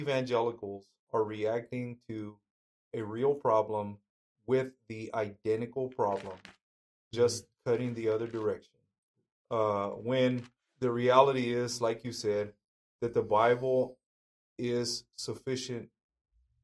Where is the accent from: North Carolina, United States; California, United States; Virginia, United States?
California, United States; Fresno County; the town that I grew up in Fresno County, California, my town is about 80% Mexican